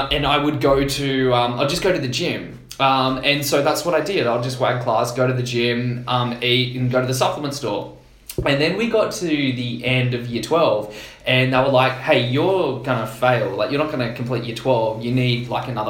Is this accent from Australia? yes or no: yes; Canberra, Australian Capital Territory, Australia; moved away; also born or lived in Perth / Sydney; I grew up in Canberra, and school's a little bit different there